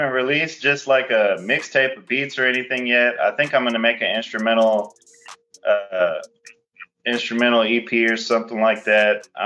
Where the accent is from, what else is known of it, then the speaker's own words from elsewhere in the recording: Houston, Texas, United States; I'm from Houston, Texas